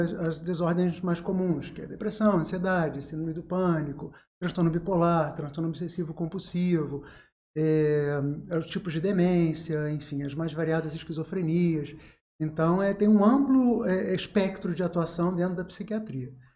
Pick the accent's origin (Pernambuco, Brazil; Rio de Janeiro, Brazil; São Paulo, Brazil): Rio de Janeiro, Brazil; Angra dos Reis; moved away as an adult; also born or lived in São Lourenço, Minas Gerais / Valença / Niterói; now in Volta Redonda, Brazil; nasci em São Lourenço, que é uma cidade pequena, cresci em Angra, que é uma cidade pequena, de médio porte